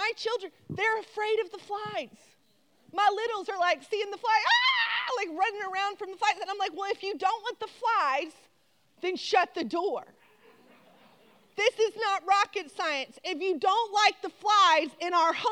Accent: Texas, United States; moved away; also born or lived in Louisiana; really I'm from Texas. And us Texas girls, we don't play.

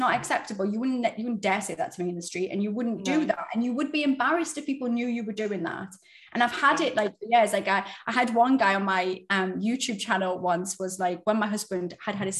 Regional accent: United Kingdom; we're British.

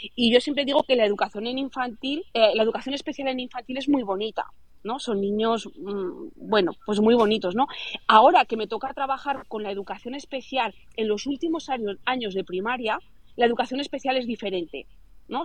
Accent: Zaragoza, Aragon, Spain; soy de Zaragoza

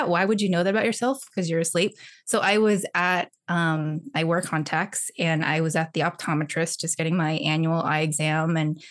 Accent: Houston, Texas, United States; first language Mandarin; English is a second language; also born or lived in St. Louis, Missouri; I was born in St. Louis, but I grew up in Houston in Texas.

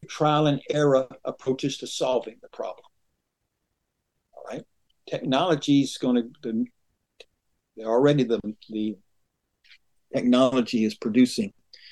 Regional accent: rural Western Georgia, United States; also born or lived in Atlanta, Georgia; I was raised in rural Georgia, rural Western Georgia

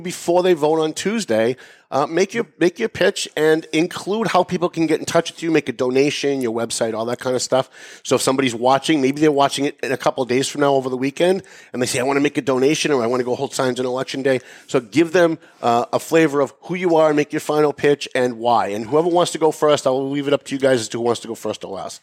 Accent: Lawrence, Massachusetts, United States; I'm from Lawrence

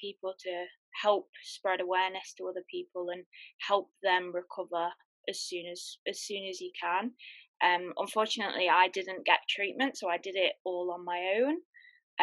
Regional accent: United Kingdom; I'm from the UK, in case you've not realized my accent

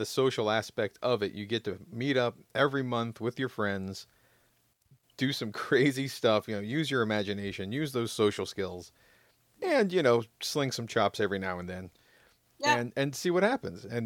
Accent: Jacksonville, Florida, United States; where I grew up in Jacksonville, Florida

